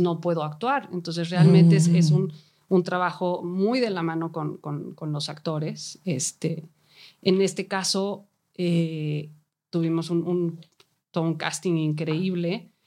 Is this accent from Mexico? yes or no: yes; Mexico; first language Spanish; yo soy mexicana, me siento más cómodo trabajando aquí en mi propia lengua